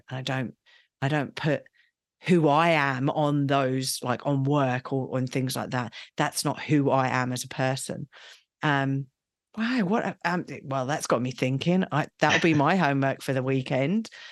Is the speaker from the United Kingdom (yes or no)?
yes; England, United Kingdom; I'm English